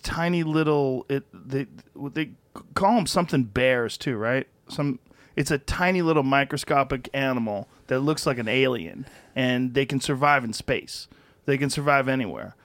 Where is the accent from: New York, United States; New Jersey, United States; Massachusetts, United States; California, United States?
Massachusetts, United States; moved away as an adult; now in Texas, United States; I grew up in the cold. I grew up in Massachusetts.